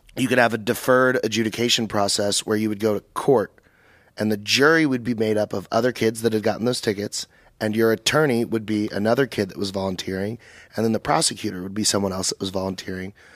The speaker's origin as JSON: {"language": "English", "area": "Dallas-Fort Worth area", "region": "North Texas", "country": "United States", "said": "I'm from North Texas"}